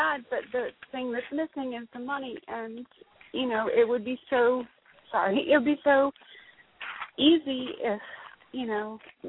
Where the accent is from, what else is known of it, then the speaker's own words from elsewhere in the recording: Jacksonville, Florida, United States; also born or lived in Portland / San Francisco Bay Area; I'm from Jacksonville, but I was living out in Portland, which I love